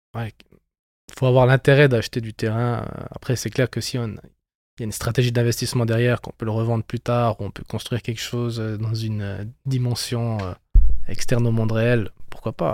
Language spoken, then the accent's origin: French; Bern, Switzerland; on est natif euh, du canton de Berne.